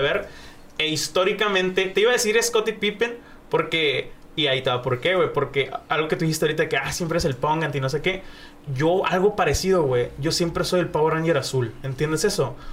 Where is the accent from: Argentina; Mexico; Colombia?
Mexico; soy mexicano